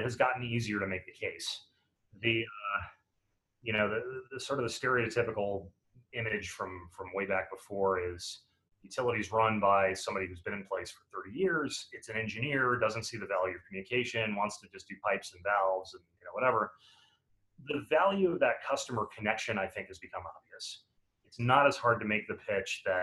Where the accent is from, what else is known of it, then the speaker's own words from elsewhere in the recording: Chicago, Illinois, United States; in Chicago a couple of months ago, my hometown